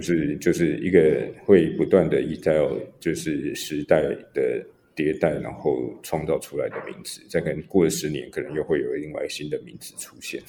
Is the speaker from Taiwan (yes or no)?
yes; Taipei, Taiwan; 我自己在大稻城出生长大了，租了好几代